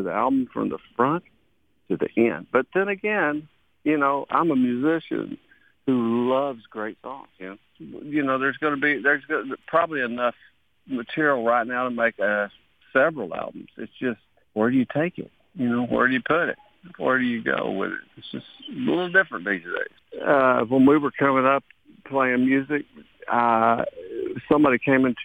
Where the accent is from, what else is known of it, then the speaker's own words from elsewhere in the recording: Texas, United States; moved away; it's the land from which I came, and it fed me. It's my, you know, I used to call it Sweet Mother Texas.